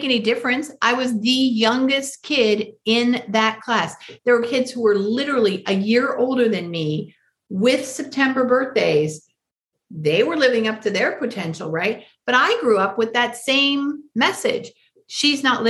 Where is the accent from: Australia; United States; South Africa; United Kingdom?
United States; Michigan; I grew up in Michigan